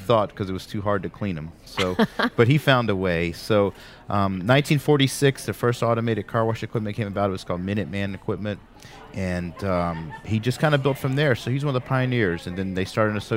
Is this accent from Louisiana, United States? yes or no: yes; Baton Rouge, Louisiana, United States; We're born and raised in Baton Rouge